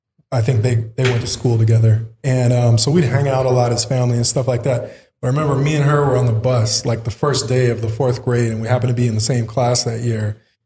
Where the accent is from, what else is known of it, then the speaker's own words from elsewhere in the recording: Azores, Portugal; born there; I was a military brat. So I was born in the Azores, Portuguese islands. We have a small base there, an Air Force base, Lodges Air Force Base.